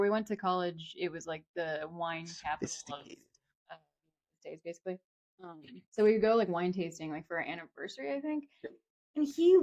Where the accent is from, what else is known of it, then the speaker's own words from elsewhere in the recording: Chino Hills, California, United States; I went to middle school with in Chino Hills